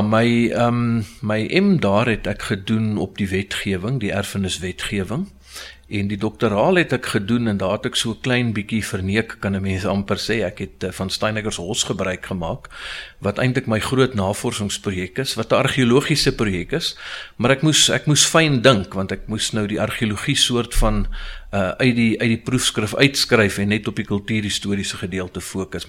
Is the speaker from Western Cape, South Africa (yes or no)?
no; Pretoria, Gauteng, South Africa; ek is 'n Pretoriaaner, ge gebore in Getoe. Uh eh, was eintlik maar my hele lewe lank in Pretoria en is nog steeds hierso.